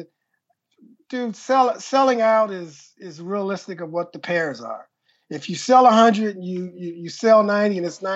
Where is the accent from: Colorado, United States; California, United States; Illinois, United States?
California, United States; Compton; also born or lived in Lynwood, California / Inland Empire, California; So I'm originally from Compton and Linwood from an LA standpoint, but I went to high school in IE